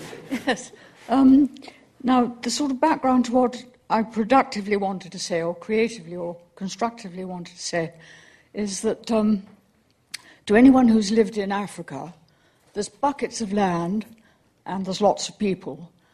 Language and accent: English; London, United Kingdom; I come from Greenwich